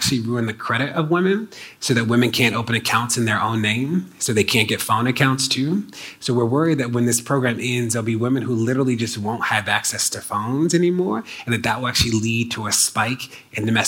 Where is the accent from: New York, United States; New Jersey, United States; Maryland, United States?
Maryland, United States; my home state of Maryland